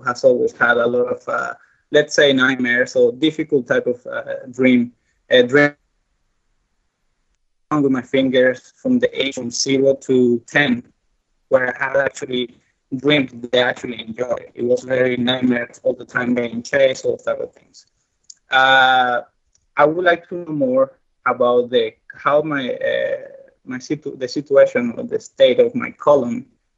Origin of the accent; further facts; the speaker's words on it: Venezuela; English is a second language; I grew up in Venezuela